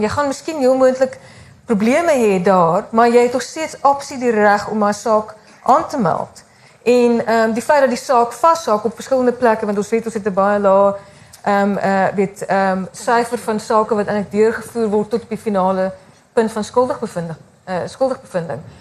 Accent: South Africa; ons as Suid-Afrikaners is ons opgevoed

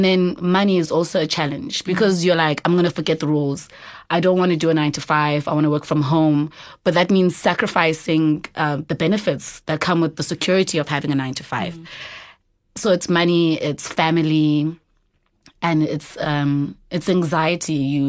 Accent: Eastern Cape, South Africa; So I'm originally from the Eastern Cape.

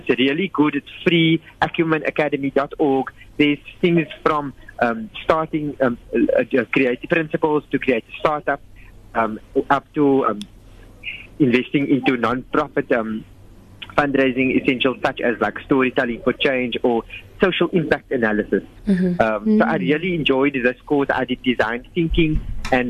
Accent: South Africa; we are South African and we're in Africa.

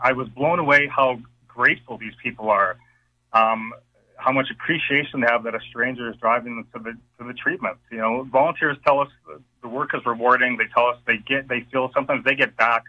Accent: Regina, Saskatchewan, Canada; also born or lived in Belcarra; now in Edmonton, Canada; I grew up in Regina. I was born in Belcarra

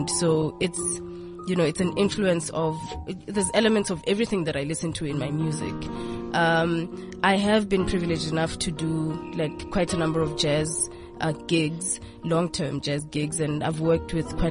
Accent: Mpumalanga, South Africa; also born or lived in Western Cape; now in Pretoria, South Africa; I was born in Mpumalanga, born and raised there, but I've moved around quite a bit

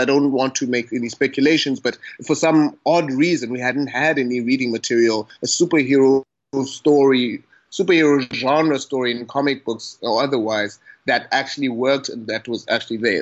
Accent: Butterworth, Eastern Cape, South Africa; now in Cape Town, South Africa; I am based in Cape Town, South Africa, born and bred in Butterworth, that is in the Eastern Cape.

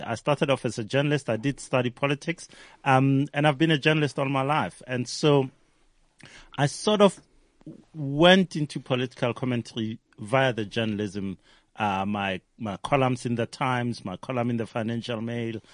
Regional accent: Hammanskraal, Gauteng, South Africa; I grew up in Hammanskraal

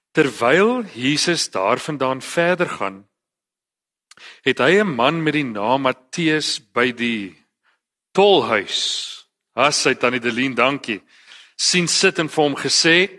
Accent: Eastern Cape countryside, South Africa; Ek is 'n gewone ouetjie van die Oos-Kaapse platteland.

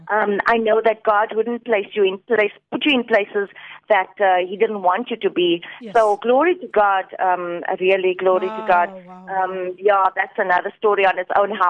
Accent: Port Elizabeth, Eastern Cape, South Africa; moved away as an adult; now in Cape Town, South Africa; I'm from Port Elizabeth

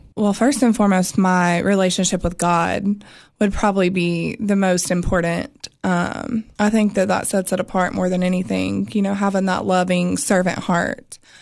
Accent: Florida, United States; moved away; also born or lived in North Carolina; so I was born in North Carolina, and then I was raised in Florida for my older years is what I always tell people, like my high school days.

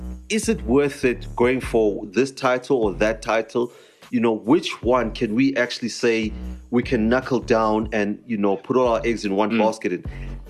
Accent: South Africa; as South African fans

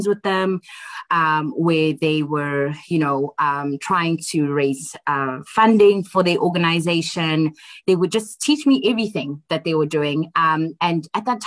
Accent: Johannesburg, Gauteng, South Africa; also born or lived in Tembisa / Eastern Cape; mostly grew up in Alexandra Township most of my life until I was about 18 years old

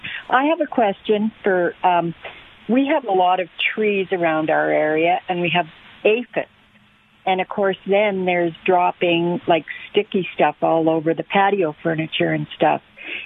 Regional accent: Regina, Saskatchewan, Canada; now in Arizona, United States; In Regina, Saskatchewan.

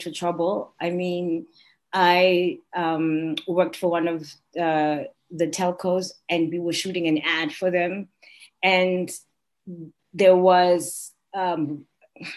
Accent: Soweto, Gauteng, South Africa; I'm from Soweto.

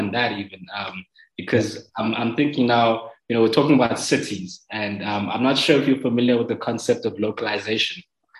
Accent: Mamabolo, Limpopo, South Africa; So I'm from Ramamabolo. I'm from Ramamabolo in Limpopo.

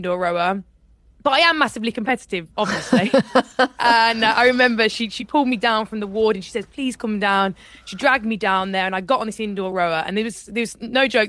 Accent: Birmingham, West Midlands, United Kingdom; I grew up in Birmingham, and in Birmingham you don't really do rowing.

